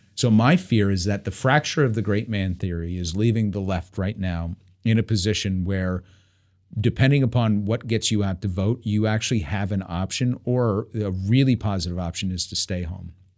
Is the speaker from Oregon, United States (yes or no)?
no; New York, United States; I'm growing up in New York